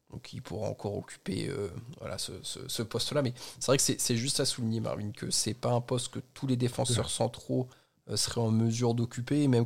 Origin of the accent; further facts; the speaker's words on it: Flanders, Belgium; French is a second language; Bienvenue en Belgique. Je suis flamand.